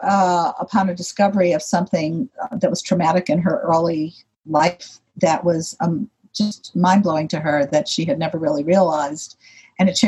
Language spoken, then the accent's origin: English; Chicago, Illinois, United States; I was born in Chicago, and when I was 7 years old and in second grade